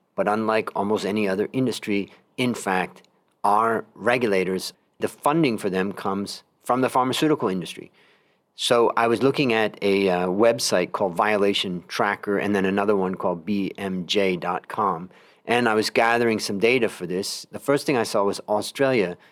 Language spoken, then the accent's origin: English; United States; moved away; I'm originally American